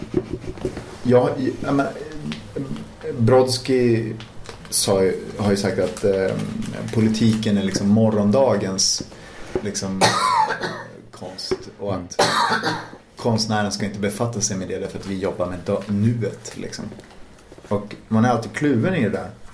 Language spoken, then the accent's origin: Swedish; Umeå, Västerbotten County, Sweden; Vi var ju från Teg liksom, men på andra sidan älven